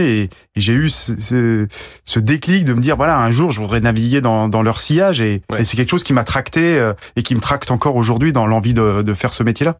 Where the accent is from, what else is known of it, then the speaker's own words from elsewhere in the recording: Guadeloupe; also born or lived in Briançon; je suis né dans les montagnes et j'ai fini par euh, grandir euh, en Guadeloupe